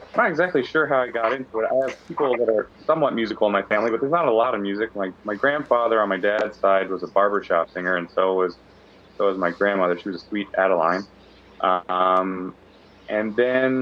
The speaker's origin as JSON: {"language": "English", "region": "Maryland", "country": "United States", "also_born_or_lived": "New Hampshire / Boston", "moved": "yes", "lives_now": "New York City, United States", "said": "I'm originally from Maryland, but I've lived in New Hampshire, and I lived in Boston"}